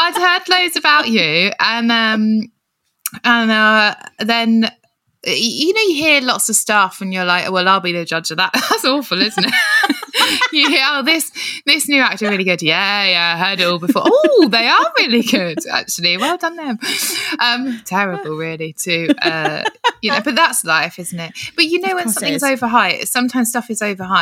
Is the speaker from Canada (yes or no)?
no; Kent, South East England, United Kingdom; I'm from Kent